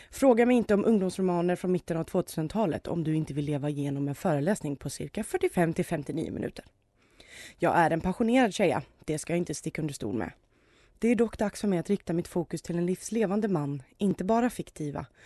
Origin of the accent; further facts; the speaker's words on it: Gothenburg, Västra Götaland, Sweden; Men som göteborgare var jag faktiskt tvungen.